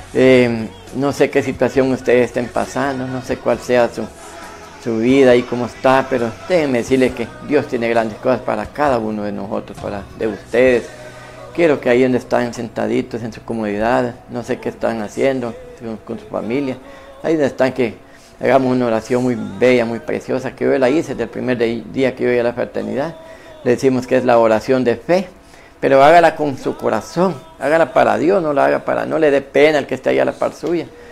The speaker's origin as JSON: {"language": "Spanish", "town": "San José", "region": "Copán", "country": "Honduras", "tie": "born or raised there", "said": "ese lugar de Vivistorio donde yo nací"}